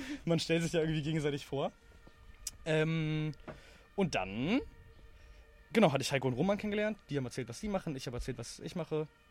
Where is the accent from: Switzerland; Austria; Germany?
Germany; Berlin; ich bin halt in Berlin aufgewachsen